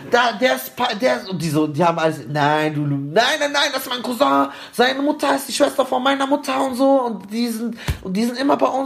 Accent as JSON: {"language": "German", "country": "Palestine", "said": "oh, okay, ich ich bin Palästinenser"}